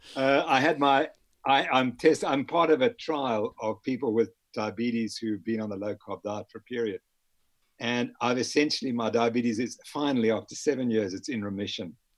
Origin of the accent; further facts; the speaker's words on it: Harare, Zimbabwe; also born or lived in north of England (parents); I was born in Harare, Zimbabwe